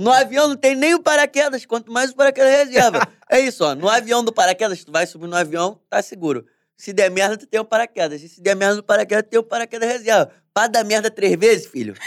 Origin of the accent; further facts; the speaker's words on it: Brazil; Eu nunca saí do Brasil